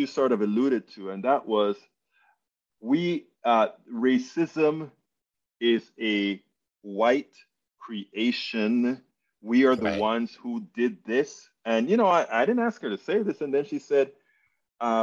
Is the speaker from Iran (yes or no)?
no; Panama; I'm from Panama, Central America